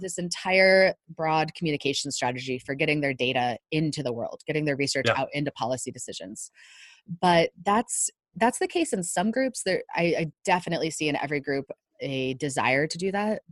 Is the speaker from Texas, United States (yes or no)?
no; northern Virginia, United States; moved away; because I grew up in Virginia, I can get a little bit of a southern drawl, not much, right. not not like somebody who's actually from the south since I'm from northern Virginia